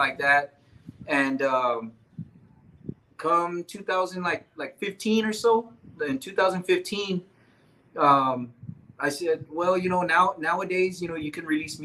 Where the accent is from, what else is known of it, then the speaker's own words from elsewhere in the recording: Dilley, Texas, United States; I'm originally from Dilly.